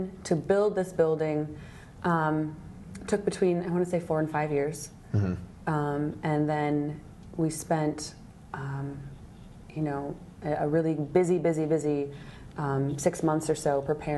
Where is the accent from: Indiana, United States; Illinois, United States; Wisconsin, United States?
Wisconsin, United States; moved away as an adult; now in Washington, D.C., United States; I'm originally from Wisconsin.